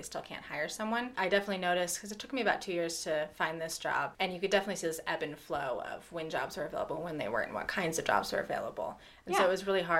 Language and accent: English; Loveland, Colorado, United States; I grew up in Loveland, just down the road.